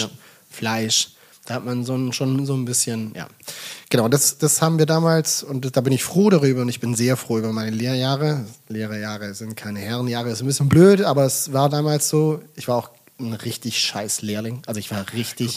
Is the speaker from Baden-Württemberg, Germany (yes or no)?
yes; Bad Waldsee, Baden-Württemberg, Germany; moved away as an adult; now in Hamburg, Germany; Ich komme ja aus dem Schwabenland, ich komme aus Baden-Württemberg